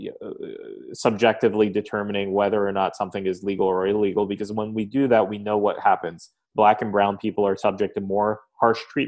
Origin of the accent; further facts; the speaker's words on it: Lawrence Township, New Jersey, United States; I grew up in Lawrence Township, New Jersey, in Mercer County, which is equidistant between Trenton and Princeton